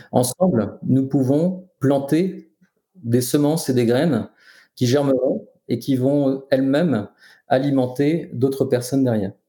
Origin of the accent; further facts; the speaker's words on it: France; je suis né en France